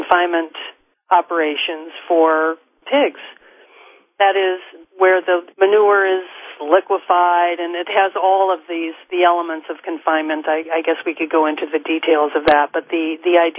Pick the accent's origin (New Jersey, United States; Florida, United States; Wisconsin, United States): Wisconsin, United States; moved away as an adult; when I was growing up in Wisconsin, we were near the Iowa border